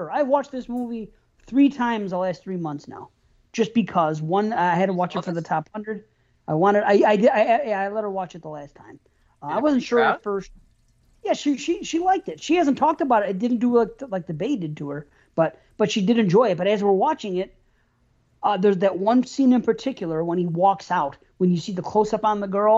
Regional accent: New York, United States; I'm from New York

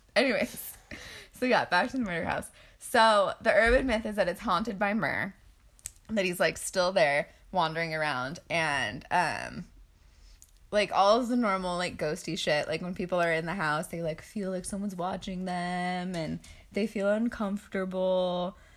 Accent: Boise, Idaho, United States; we are from Boise.

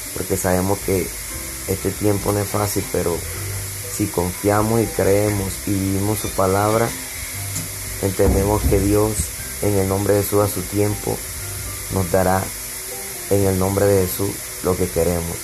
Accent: Valledupar, Cesar, Colombia; Soy de Bayupar

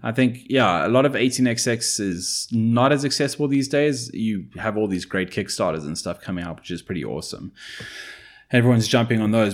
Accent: South Africa

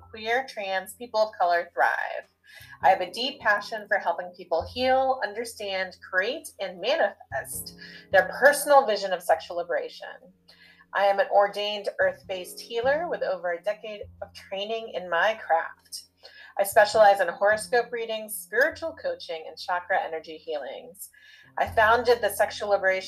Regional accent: Charlottesville, Virginia, United States; also born or lived in Wellington, New Zealand / Atlanta, Georgia / Birmingham, Alabama; I was born in Wellington, New Zealand, but I grew up in Charlottesville, Virginia.

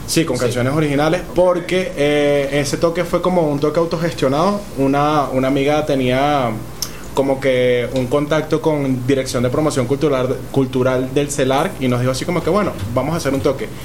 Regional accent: Caracas, Capital District, Venezuela; yo soy de Katia

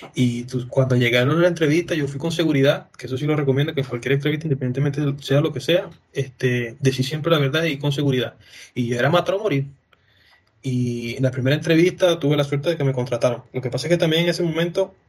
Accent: Venezuela; now in Chile; a mí como venezolano

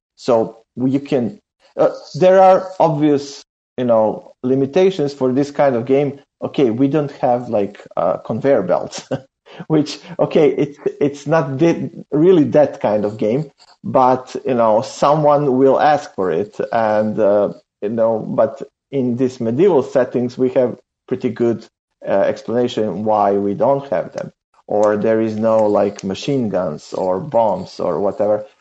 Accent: Serbia; We are from Serbia

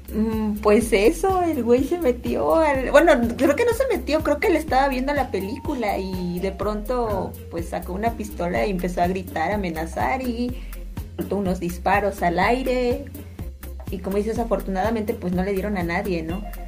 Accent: Orizaba, Veracruz, Mexico; now in Xalapa, Mexico; yo vivo aquí en Jalapa, pero yo no soy de aquí, entonces, boom. yo soy de Orizaba

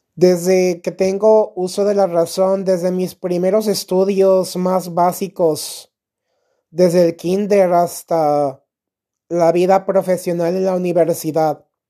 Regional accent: Mexico; Aquí en mi país, México

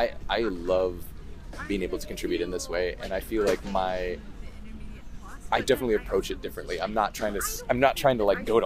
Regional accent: Bellingham, Washington, United States; I'm from Bellingham.

